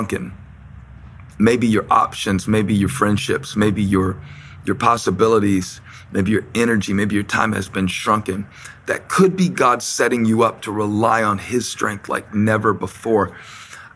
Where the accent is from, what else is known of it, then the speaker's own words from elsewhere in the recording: Moncks Corner, South Carolina, United States; I'm from Monk's Corner. I'm from Manasseh. And I wasn't a star athlete at Berkeley High School.